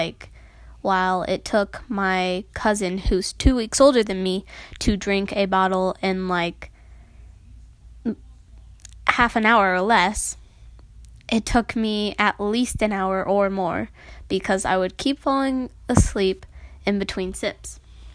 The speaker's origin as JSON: {"language": "English", "town": "Noblesville", "region": "Indiana", "country": "United States", "tie": "born or raised there", "also_born_or_lived": "Carmel, Indiana / Westfield, Indiana", "said": "I've lived in Indiana my entire life. I was born here."}